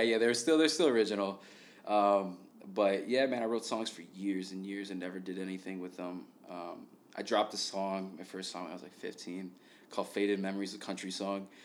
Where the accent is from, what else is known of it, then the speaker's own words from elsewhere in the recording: Chicago, Illinois, United States; born and raised. This is my this is my home